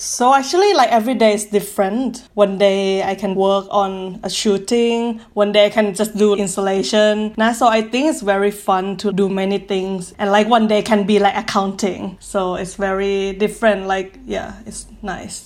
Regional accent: Thailand; now in Paris, France; I'm from Thailand. That's why we have all long surname.

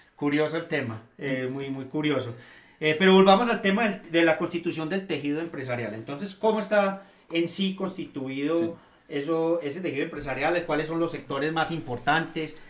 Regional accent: Eastern Antioquia, Colombia; nosotros, los orientales, los que somos de este territorio

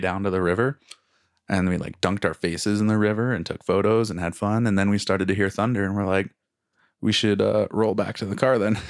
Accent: Cascade Mountains, Pacific Northwest, United States; now in Calgary, Canada; we grew up in the Cascade Mountains, and now living here, we're up against the Rocky Mountains

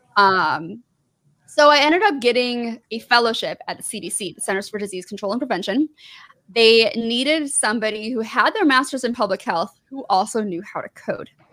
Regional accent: southeast Michigan, United States; moved away; also born or lived in Georgia; I grew up maybe like 40, about 30 to 45 minutes away from Detroit. Really, really south, like southeast Michigan

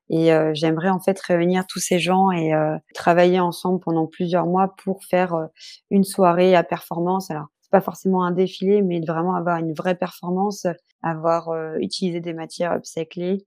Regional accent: Brittany, France; je suis bretonne

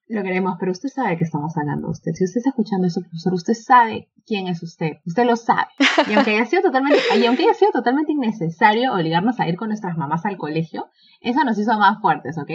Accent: Peru; de Perú

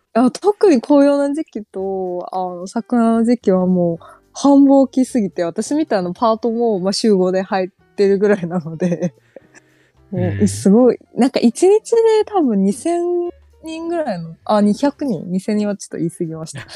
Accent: China; Japanese is a second language; moved away as an adult; now in Japan; 中国出身

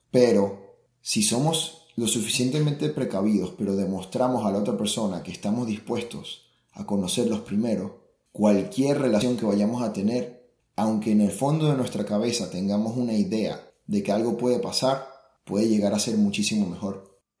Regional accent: Venezuela; now in Germany; yo soy venezolano

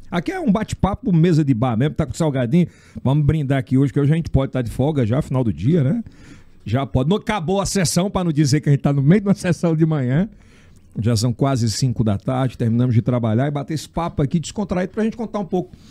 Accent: Ceará, Brazil; nascido no Ceará, cearense, que nem eu.

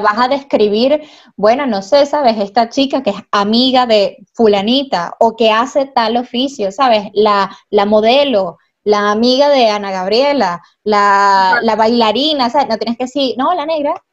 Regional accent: Mérida, Venezuela; also born or lived in Caracas; yo soy de Mérida

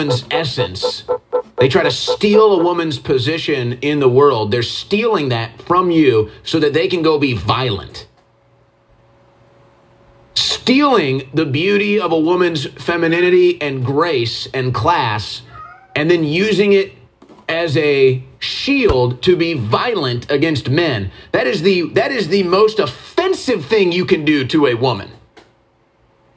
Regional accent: United States; I'm an American patriot.

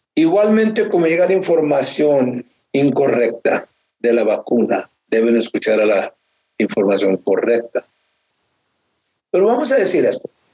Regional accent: Mexico; now in Norcross, United States; siendo yo mexicano

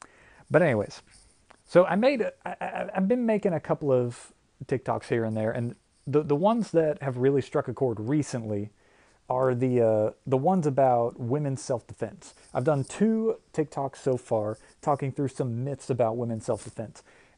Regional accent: Michigan, United States; now in Tennessee, United States; I think everybody here knows I grew up playing hockey, okay? I was born right outside of Detroit, and I've been playing hockey my whole life.

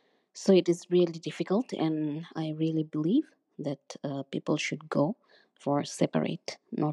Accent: Bangladesh; now in Canada; I am originally from Bangladesh, but now I live in Canada. I am a recently divorced lady.

